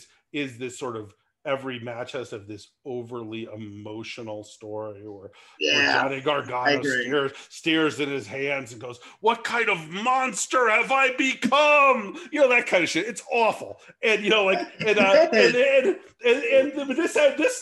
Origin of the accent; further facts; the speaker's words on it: California, United States; I grew up in California, not in the South